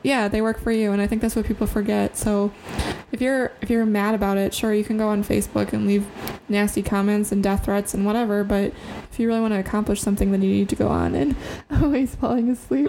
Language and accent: English; Central Wisconsin, United States; we're from Central Wisconsin. Hunting is like a uh, popular sport here.